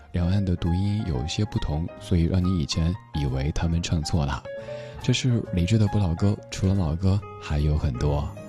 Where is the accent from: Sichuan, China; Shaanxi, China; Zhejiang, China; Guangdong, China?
Sichuan, China; accent: Sichuanese; first language Sichuanese; 在我的家乡话、四川话当中的这个语境里不太好。